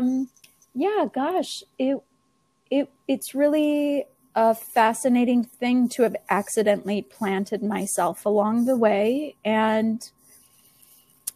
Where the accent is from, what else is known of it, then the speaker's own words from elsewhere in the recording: Viroqua, Wisconsin, United States; my hometown here. That is Viroqua, Wisconsin